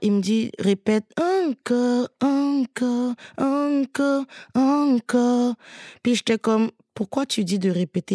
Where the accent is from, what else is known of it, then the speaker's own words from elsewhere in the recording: Côte d’Ivoire; je suis originaire de Côte d'Ivoire, j'écris souvent beaucoup de chansons sur mon pays, mes origines